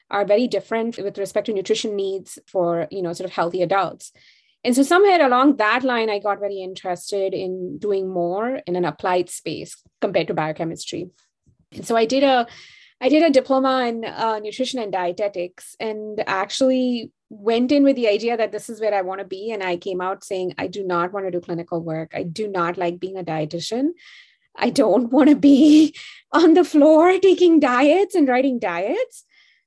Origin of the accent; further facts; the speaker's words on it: Mumbai, Maharashtra, India; moved away; I'm from India. And I grew up in Bombay, and which is now called Mumbai